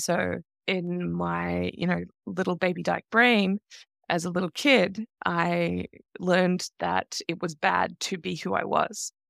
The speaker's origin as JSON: {"language": "English", "country": "Australia", "tie": "born or raised there", "said": "I grew up in Australia in the nineteen eighties and nineteen nineties"}